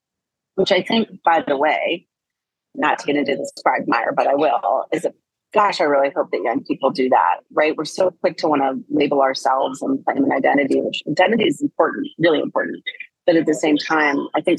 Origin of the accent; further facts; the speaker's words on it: East Coast, United States; moved away as an adult; I come from the East Coast